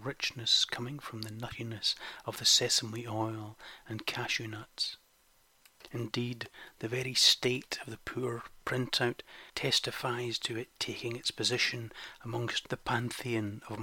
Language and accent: English; Scotland, United Kingdom; Being Scottish